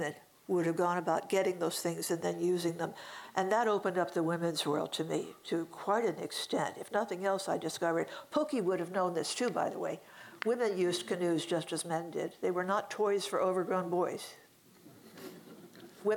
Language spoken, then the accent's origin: English; Hampton Roads, Virginia, United States; I grew up in Hampton Roads, and I grew up with all six phases